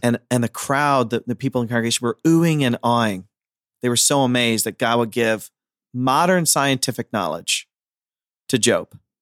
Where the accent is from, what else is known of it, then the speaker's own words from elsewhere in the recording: Ohio, United States; I'm from Amish country, Ohio